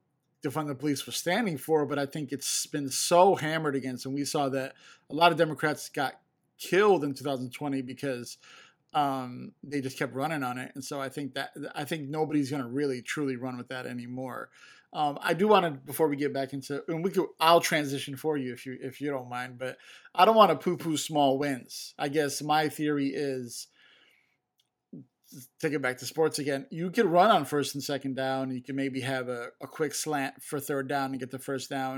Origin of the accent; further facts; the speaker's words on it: Chicago, Illinois, United States; I'm from Chicago